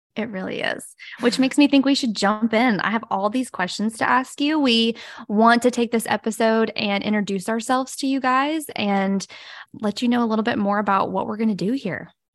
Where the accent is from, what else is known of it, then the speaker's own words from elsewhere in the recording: Brewton, Alabama, United States; now in Mobile, United States; I'm originally from a little town called Bruton, Alabama, but now I have lived in Mobile, Alabama